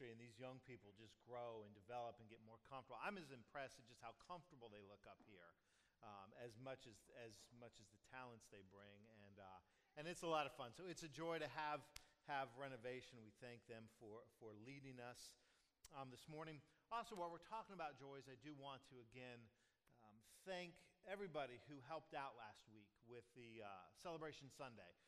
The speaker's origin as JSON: {"language": "English", "area": "Pasco County", "region": "Florida", "country": "United States", "tie": "born or raised there", "said": "growing up in Pasco County"}